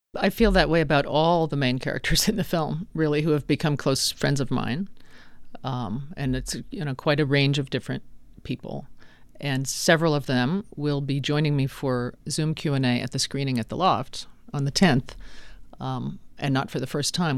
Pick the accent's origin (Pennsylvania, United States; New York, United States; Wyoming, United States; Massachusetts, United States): Wyoming, United States; Laramie; now in Arizona, United States; my old English professor in my hometown at the University of Wyoming